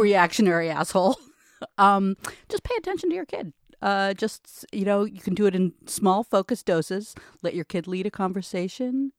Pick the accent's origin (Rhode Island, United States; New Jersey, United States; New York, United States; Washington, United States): Rhode Island, United States; Providence; I grew up in Providence